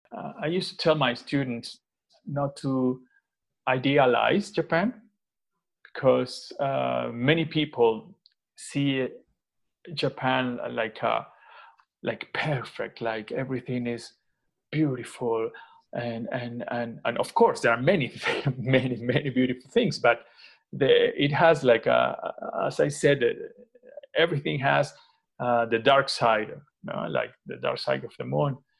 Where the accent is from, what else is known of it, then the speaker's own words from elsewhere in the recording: Venezuela; now in Madrid, Spain; I am from Venezuela, uh, actually, uh, currently based in Madrid since 2014.